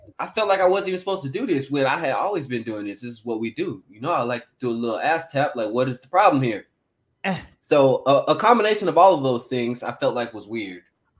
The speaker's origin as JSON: {"language": "English", "town": "San Antonio", "region": "Texas", "country": "United States", "tie": "born or raised there", "moved": "yes", "said": "we're in my hometown, mind you. She's never been to Texas before. I brought her to San Antonio. I let her see where I'm really from."}